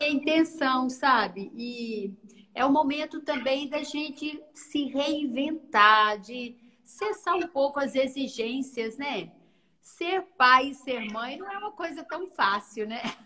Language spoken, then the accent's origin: Portuguese; interior of Minas Gerais, Brazil; accent: mineira; moved away as an adult; now in Vitória, Brazil; eu vim da roça, do interior de Minas